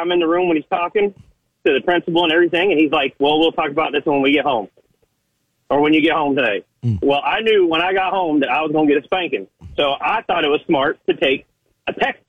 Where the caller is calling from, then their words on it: North Carolina, United States; Hi, it's … from North Carolina. How y'all doing today?